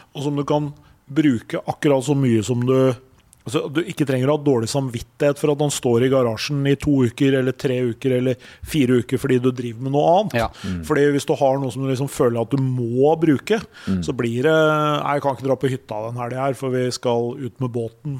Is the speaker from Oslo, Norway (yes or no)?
no; Elverum, Innlandet, Norway; Jeg er jo fra Elverum